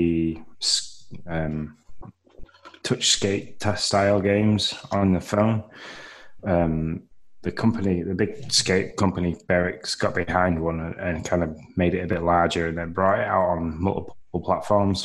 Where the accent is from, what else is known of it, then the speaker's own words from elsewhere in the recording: United Kingdom; me being British